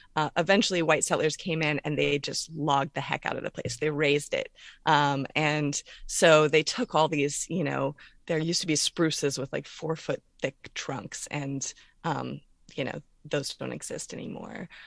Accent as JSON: {"language": "English", "town": "Orlando", "region": "Florida", "country": "United States", "tie": "born or raised there", "also_born_or_lived": "North Carolina / Pennsylvania / Shenandoah Valley, Virginia / Coshocton County, Ohio", "moved": "yes", "lives_now": "Virginia, United States", "said": "I'm originally from Orlando, Florida, and that's where I grew up."}